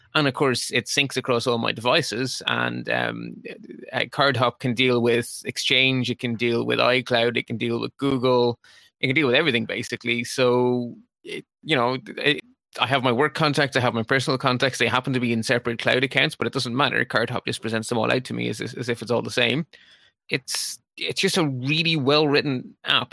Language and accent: English; Ireland; I'm Irish